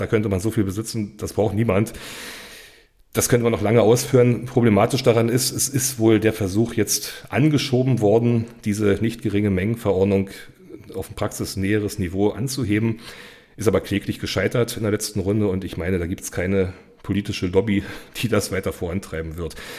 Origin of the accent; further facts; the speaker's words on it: Cottbus, Brandenburg, Germany; moved away as an adult; also born or lived in Berlin / Franconia / Saxony-Anhalt / Mecklenburg-Vorpommern; komme aus Cottbus, auch gebürtig aus Cottbus